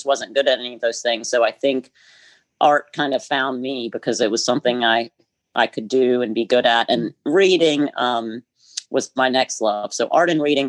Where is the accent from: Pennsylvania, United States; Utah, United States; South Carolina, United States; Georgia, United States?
South Carolina, United States; Greenville; moved away as an adult; also born or lived in Caribbean; I grew up in Greenville, South Carolina, which, you know, is 3 hours north of here.